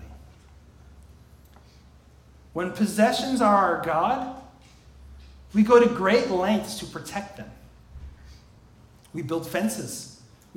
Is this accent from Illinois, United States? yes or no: yes; outside Chicago, Illinois, United States; growing up outside Chicago in the 90s